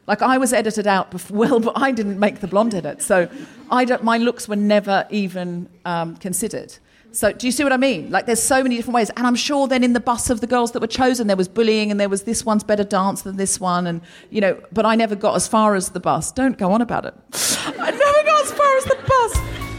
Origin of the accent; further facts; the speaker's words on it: Australia; I am also Australian